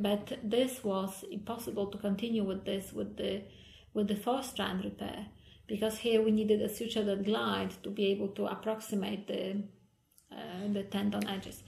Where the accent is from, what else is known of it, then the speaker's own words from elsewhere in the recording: Poland; also born or lived in England; now in Umeå, Sweden; I'm originally originally from Poland.